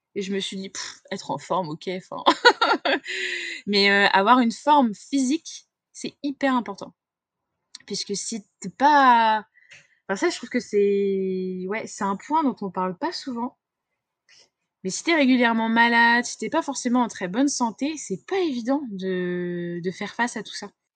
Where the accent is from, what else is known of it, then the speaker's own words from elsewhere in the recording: Confolens, Nouvelle-Aquitaine, France; je suis née à Confolens, en Charente